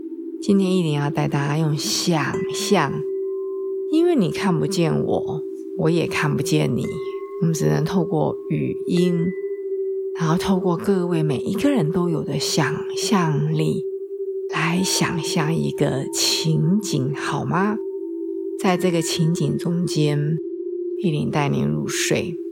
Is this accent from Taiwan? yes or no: no; China; 所以到了冬天呢，我们中国人喜欢用吃来祭五脏庙，其实这个也很有道理啊